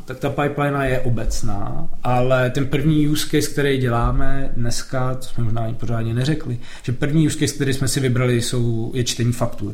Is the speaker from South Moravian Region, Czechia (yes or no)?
no; Jablonec nad Nisou, Liberec Region, Czechia; já jsem se narodil v Jablonci